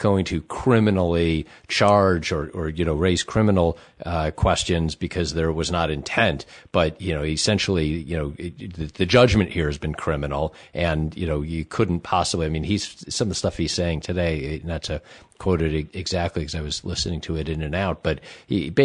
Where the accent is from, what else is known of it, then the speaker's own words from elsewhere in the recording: United States; as an American